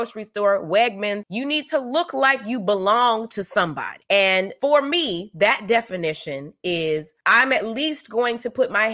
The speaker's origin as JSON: {"language": "English", "region": "the South", "country": "United States", "tie": "born or raised there", "said": "I grew up in the South"}